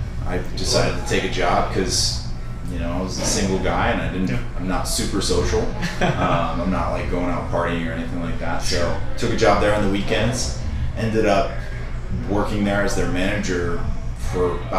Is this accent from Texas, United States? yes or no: no; Rhode Island, United States; also born or lived in Tennessee; now in Nashville, United States; Not originally. I'm originally from Rhode Island.